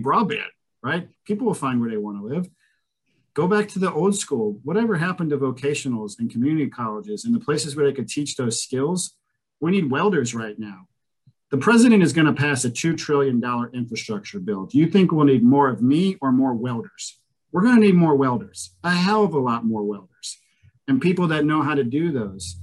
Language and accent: English; Cleveland, Ohio, United States; now in Columbus, United States; I'm from Cleveland